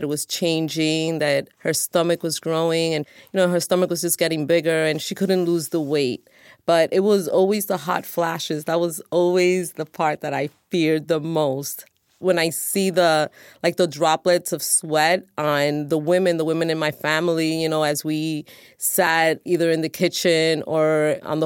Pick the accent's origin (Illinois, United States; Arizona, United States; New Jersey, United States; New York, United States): New York, United States; New York City; I am 53 years old, and I'm from New York City